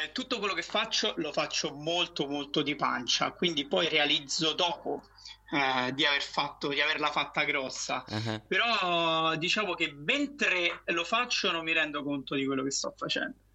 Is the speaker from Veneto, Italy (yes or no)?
no; Rome, Lazio, Italy; moved away as an adult; io sono di Roma, Ah, nato romano. e vissuto a Roma fino ai vent'anni.